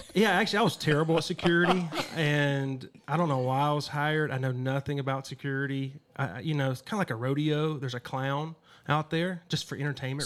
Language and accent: English; Damascus, Georgia, United States; moved away as an adult; now in Los Angeles, United States; I grew up in Damascus, Georgia, 200 people, small town.